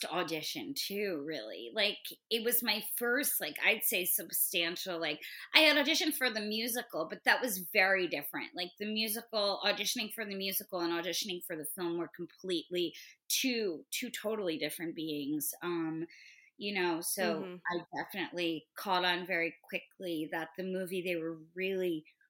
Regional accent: Great Neck, New York, United States; moved away as an adult; now in Los Angeles, United States; an alternative high school in my hometown of Great Neck.

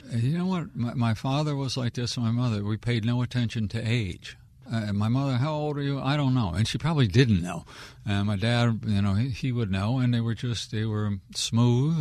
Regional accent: Wheaton, Maryland, United States; I'm a born and raised Wheaton kid, so people around here would know where Wheaton was.

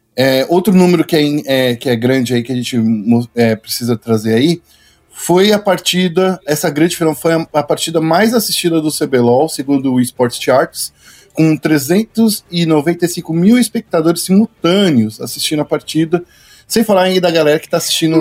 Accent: São Paulo, Brazil; Porque eu sou muito paulistano, cara. Eu sou muito paulistano

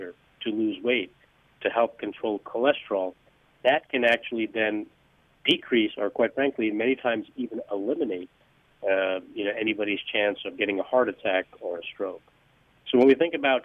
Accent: Northeast, United States; moved away as an adult; now in Palm Beach area, United States; I grew up in the Northeast

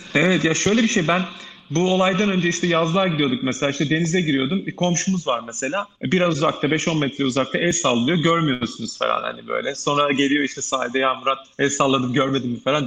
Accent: Ankara, Turkey; Ben Ankara'da doğdum, büyüdüm. Ee, Ankaralıyım

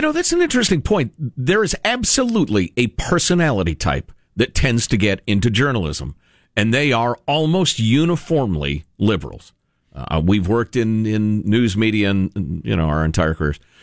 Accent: Chicago, Illinois, United States; I grew up in Chicagoland

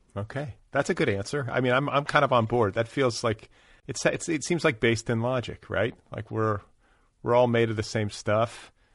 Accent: Milwaukee, Wisconsin, United States; also born or lived in Indiana; now in Los Angeles, United States; I was born in Milwaukee

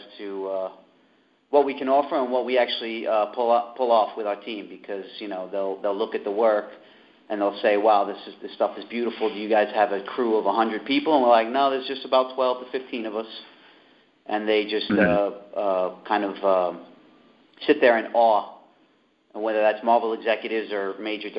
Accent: New York City, New York, United States; we're both born and bred New Yorkers. I'm from Queens.

